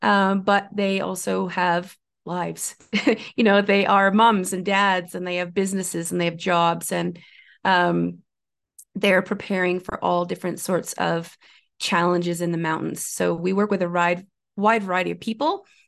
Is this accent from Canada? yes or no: yes; Ontario, Canada; I did not grow up in the mountains. I grew up in Northern Ontario in Canada. So I grew up in a pretty remote place with snow most of the year, and hills, certainly, but not mountains.